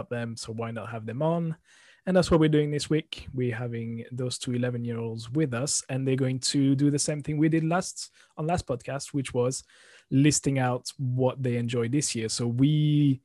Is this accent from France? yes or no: yes; France; moved away; I'm from France originally